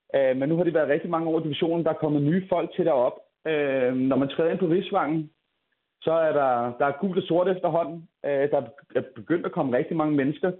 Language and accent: Danish; Copenhagen, Capital Region of Denmark, Denmark; nu er jeg selv fra København